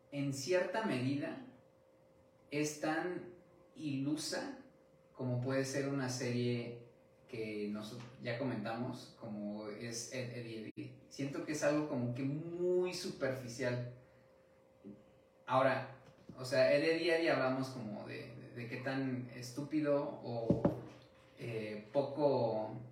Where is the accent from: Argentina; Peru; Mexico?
Mexico; viviendo y creciendo en México, donde es como un ambiente completamente diferente